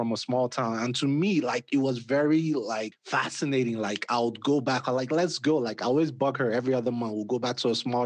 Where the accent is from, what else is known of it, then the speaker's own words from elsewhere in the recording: Nigeria; moved away; I grew up in Nigeria